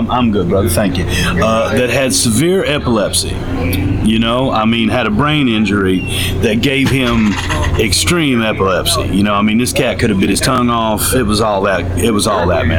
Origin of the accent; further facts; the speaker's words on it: the South, United States; also born or lived in Chattanooga; now in Clarksdale, United States; I'm as Southern as you can get